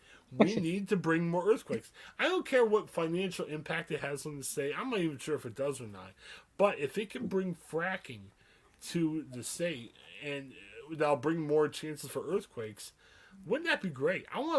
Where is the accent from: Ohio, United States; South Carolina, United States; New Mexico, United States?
Ohio, United States; I was from Ohio.